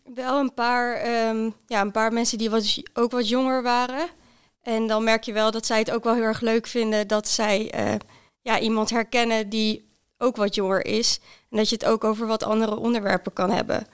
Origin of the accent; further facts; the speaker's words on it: Netherlands; moved away as an adult; also born or lived in Groningen; now in Zwolle, Netherlands; ik kom oorspronkelijk uit Weijen